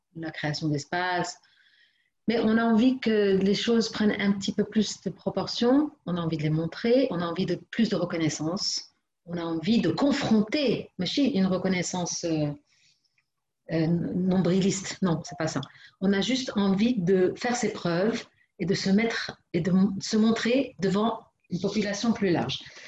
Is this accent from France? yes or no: no; Morocco; chez nous au Maroc